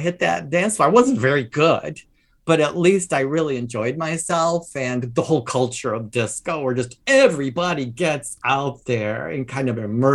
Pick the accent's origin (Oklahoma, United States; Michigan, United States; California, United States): Michigan, United States; moved away; also born or lived in Chicago; I was back in my hometown in Michigan there